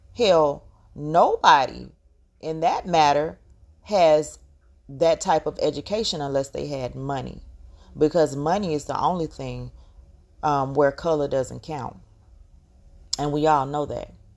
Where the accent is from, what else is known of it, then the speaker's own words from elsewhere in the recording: Georgia, United States; accent: very heavy accent; I'm from the South. I'm from Georgia, and I speak with a very heavy accent